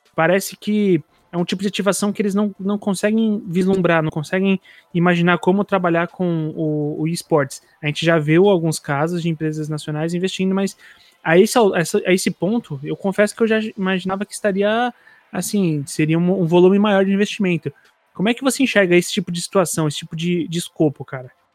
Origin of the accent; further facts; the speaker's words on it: São Paulo, Brazil; sou de Itaquera